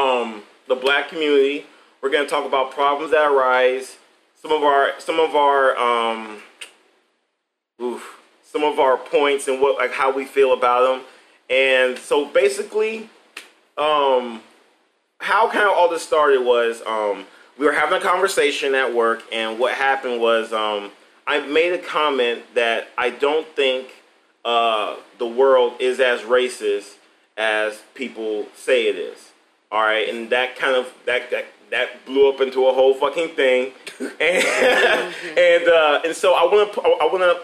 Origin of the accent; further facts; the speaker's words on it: Atlanta, Georgia, United States; now in Ohio, United States; I'm from Atlanta, Georgia.